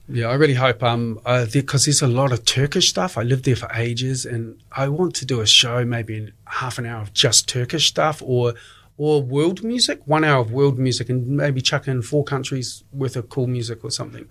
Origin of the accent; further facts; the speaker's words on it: Dunedin, Otago, New Zealand; moved away as an adult; also born or lived in Australia / England / Istanbul / Sydney; I'm originally from Dunedin. I left when I was 21